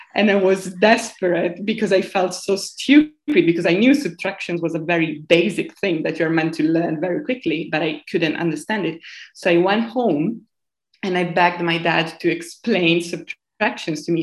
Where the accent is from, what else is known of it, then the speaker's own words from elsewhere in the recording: Piumazzo, Emilia-Romagna, Italy; English is a second language; moved away as an adult; now in London, United Kingdom; I come from a very, very small town, which I really want to name Piumazzo, which is between Modena and Bologna, which is in the north of Italy